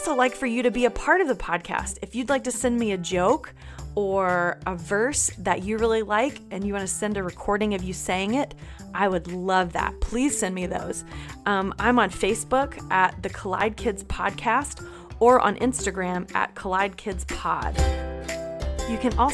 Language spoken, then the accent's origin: English; North Carolina, United States; now in Georgia, United States; I live in Georgia, but I grew up in North Carolina, so both feel like home to me